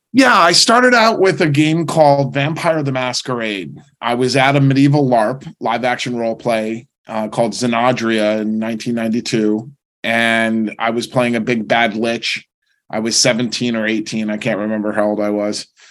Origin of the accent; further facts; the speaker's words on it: New Jersey, United States; moved away; also born or lived in San Diego, California / New York; I grew up in a very normal family, very suburban. We, were was in New Jersey